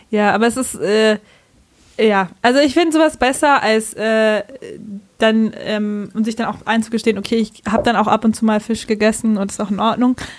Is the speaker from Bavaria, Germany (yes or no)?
yes; Bavaria, Germany; accent: Bavarian; moved away; ich komme aus Bayern